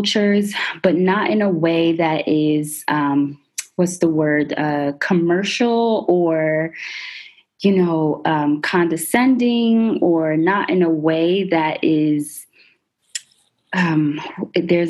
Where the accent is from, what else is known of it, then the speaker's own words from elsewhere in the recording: United States; nationally I'm American